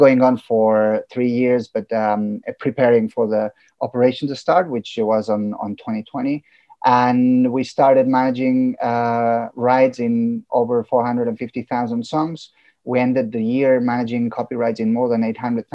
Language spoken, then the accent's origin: English; Catalonia, Spain; first language Catalan; English is a second language; being from a country where, my mother tongue is Catalan, I'm bilingual because I speak Catalan